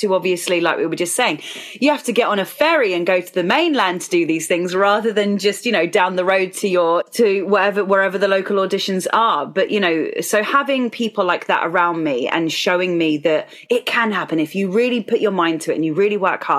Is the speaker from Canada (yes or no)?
no; Isle of Wight, South East England, United Kingdom; I grew up on the Isle of Wight, the sunny Isle of Wight, in the United Kingdom